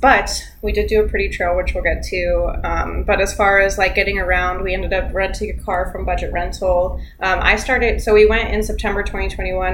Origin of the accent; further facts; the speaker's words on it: Florida, United States; we're from Florida